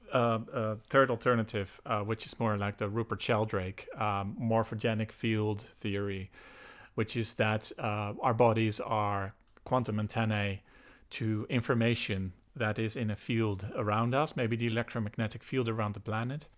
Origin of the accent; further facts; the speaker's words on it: Netherlands; moved away as an adult; also born or lived in United Kingdom; now in Ireland; I was born and raised in the Netherlands, so I'm Dutch